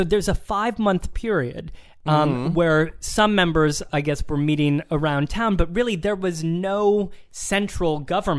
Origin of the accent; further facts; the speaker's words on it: Ohio, United States; I'm from Ohio.